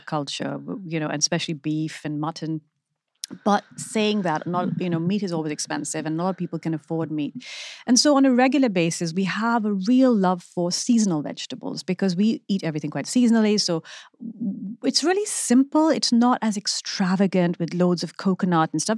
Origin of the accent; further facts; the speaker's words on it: Pakistan; moved away as an adult; also born or lived in London; now in United Kingdom; growing up in Pakistan